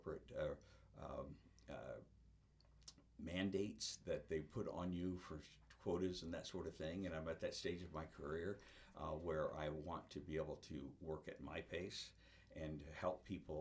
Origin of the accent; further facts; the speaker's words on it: Iowa, United States; moved away as an adult; also born or lived in Florida / Minnesota; I grew up in Iowa and started in this business in Iowa